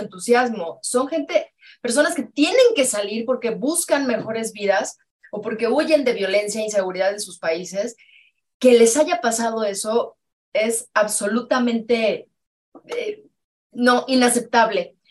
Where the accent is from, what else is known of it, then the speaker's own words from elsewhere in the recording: Mexico; nosotros como mexicanos